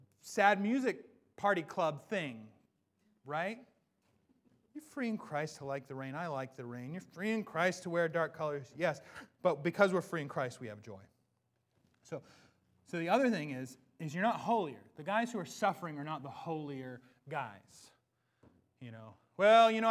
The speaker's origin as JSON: {"language": "English", "region": "Washington", "country": "United States", "said": "I'm from Washington. This is home."}